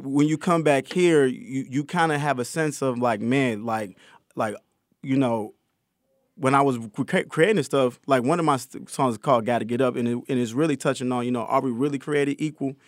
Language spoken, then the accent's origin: English; Connecticut, United States; I grew up in Connecticut